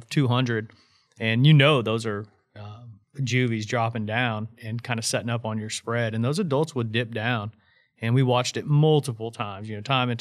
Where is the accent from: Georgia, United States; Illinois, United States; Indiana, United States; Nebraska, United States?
Indiana, United States; moved away as an adult; growing up in Indiana my whole life, duck hunting and goose hunting